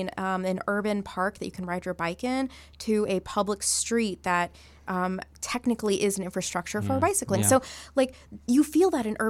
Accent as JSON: {"language": "English", "country": "India", "said": "I'm Indian"}